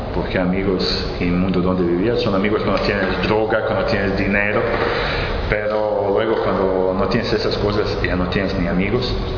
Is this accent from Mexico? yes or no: no; Serbia; Spanish is a second language; moved away as an adult; also born or lived in Spain; now in Medjugorje, Bosnia and Herzegovina; Yo soy, vengo, soy de Serbia, pero ya algunos años vivo en Medjugorje, en Bosnia y Herzegovina y, y España